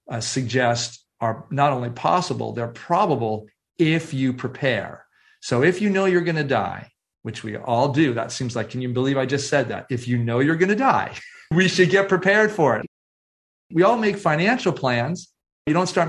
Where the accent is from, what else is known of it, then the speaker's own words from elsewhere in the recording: San Francisco Bay Area, California, United States; 17 years old, growing up in San Francisco Bay Area